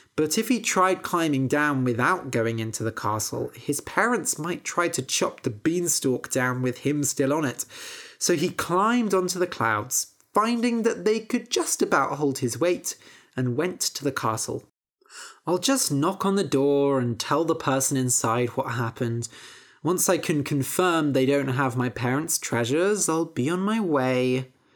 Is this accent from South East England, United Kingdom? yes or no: no; Bath, South West England, United Kingdom; also born or lived in Bristol; I grew up in Bath.